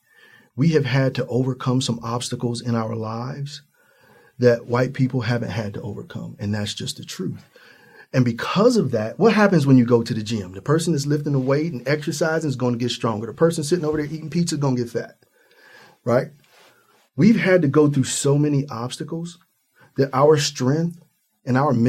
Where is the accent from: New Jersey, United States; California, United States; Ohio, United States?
Ohio, United States; I'm from Ohio, right at the Midwest